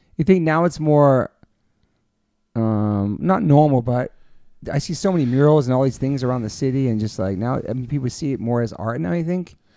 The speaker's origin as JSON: {"language": "English", "region": "New York", "country": "United States", "tie": "born or raised there", "moved": "as an adult", "lives_now": "California, United States", "said": "growing up in New York"}